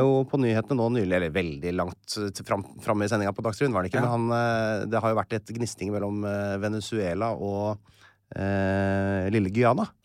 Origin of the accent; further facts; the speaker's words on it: Norway; Vi er jo nordmenn her